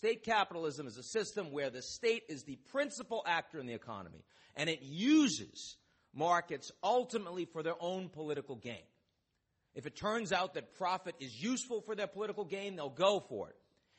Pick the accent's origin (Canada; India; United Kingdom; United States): United States; as an American